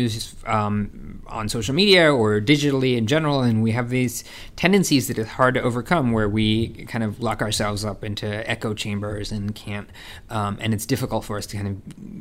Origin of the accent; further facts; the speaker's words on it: California, United States; I grew up in California